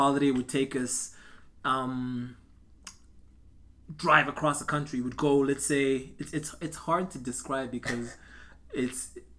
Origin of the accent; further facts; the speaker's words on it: Zimbabwe; moved away as an adult; also born or lived in North Carolina, United States; now in Edmonton, Canada; Born and raised in Zimbabwe.